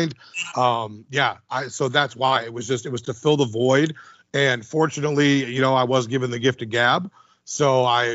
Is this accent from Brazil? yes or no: no; Midwest, United States; I'm a Midwesterner